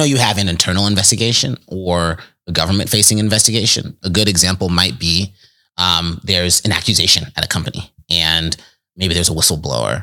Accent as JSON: {"language": "English", "town": "Richmond", "region": "California", "country": "United States", "tie": "born or raised there", "said": "I grew up in the Bay Area in the East Bay, Richmond, California"}